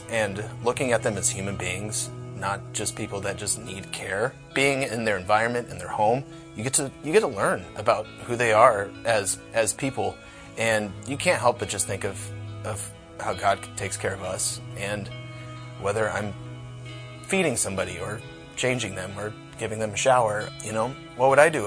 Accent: North Liberty, Iowa, United States; I grew up in North Liberty

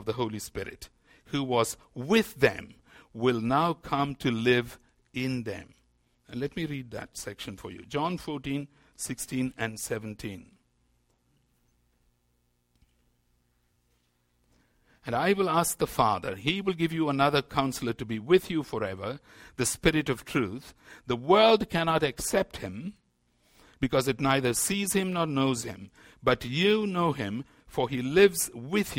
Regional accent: India; As an Indian Christian, I find that one of the problems we have in India

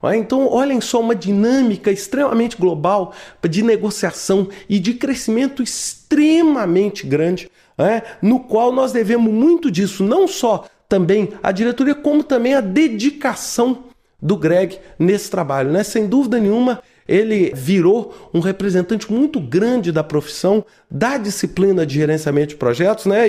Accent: Brazil; Eu, como brasileiro

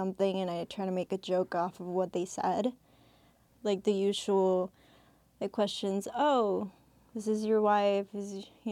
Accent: Milwaukee, Wisconsin, United States; English is a second language; also born or lived in Mexico; I came here when I was 7, you know, learn a different language. I grew up in the south side of Milwaukee, so I claim Mexico and I claim the south side of Milwaukee

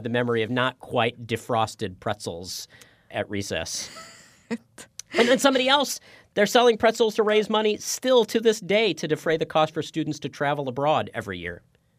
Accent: Maryland, United States; I grew up not that far away from Philadelphia in Maryland

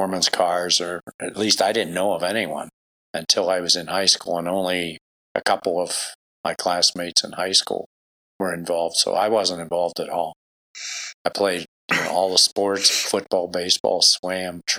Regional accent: Pittsburgh, Pennsylvania, United States; moved away as an adult; also born or lived in Philadelphia, Pennsylvania / State College, Pennsylvania; Originally from Pittsburgh, Pennsylvania

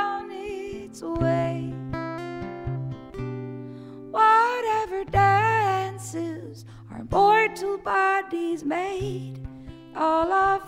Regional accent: Ireland; I'm Irish

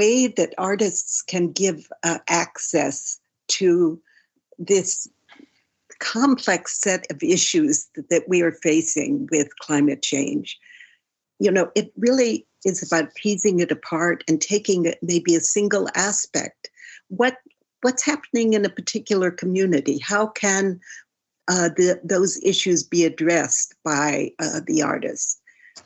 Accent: New York City, New York, United States; I'm from New York City

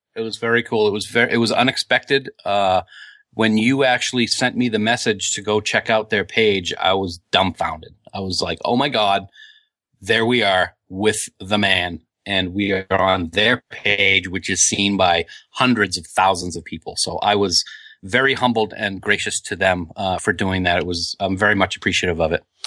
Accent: Nashua, New Hampshire, United States; my hometown of Nashua

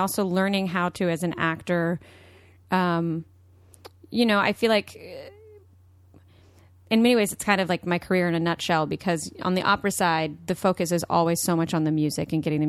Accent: Austin, Texas, United States; I'm from Austin, Texas.

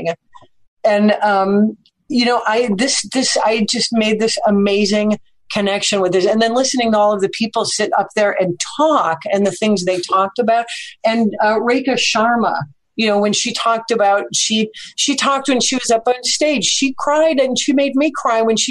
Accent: Chicago, Illinois, United States; I'm from Chicago. I lived in crappy neighborhoods in Chicago for many, many years

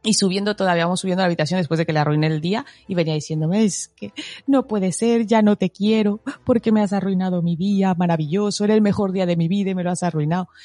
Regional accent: Mexico; now in Spain; Soy mexicana

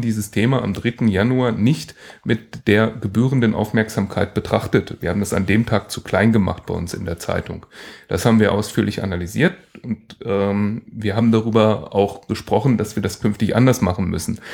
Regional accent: Allgäu, Germany; bei uns im Allgäu

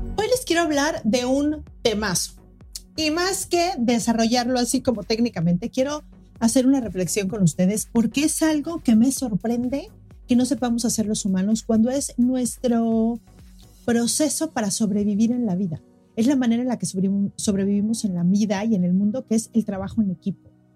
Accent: Mexico City, Mexico; now in Cancún, Mexico; soy de la Ciudad de México, pero ahora vivo en Cancún

